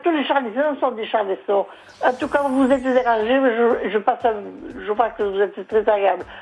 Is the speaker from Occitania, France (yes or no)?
yes; Saint-Germain-du-Teil, Occitania, France; moi, je suis de Saint-Germain-du-Teil. Je suis né à Saint-Germain-du-Teil.